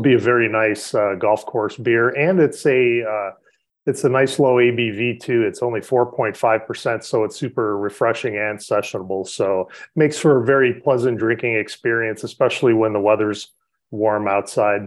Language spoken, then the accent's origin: English; Chicago, Illinois, United States; I grew up on the South Side, so I'm definitely a Sox fan.